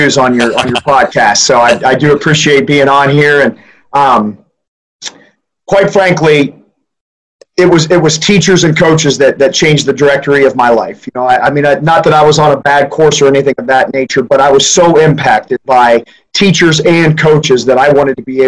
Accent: Knox County, Central Ohio, United States; I grew up in Central Ohio in Knox County, basically in the very center

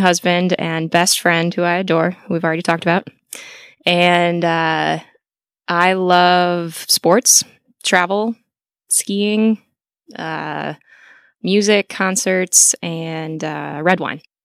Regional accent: Lisle, Illinois, United States; I was born and raised outside Chicago

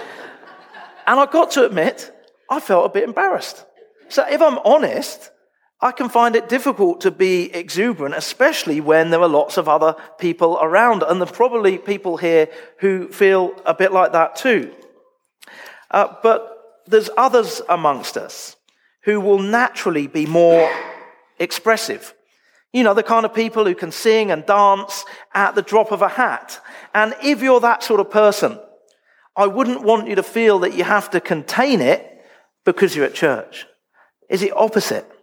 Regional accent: United Kingdom; moved away as an adult; now in Australia; I'm quite British.

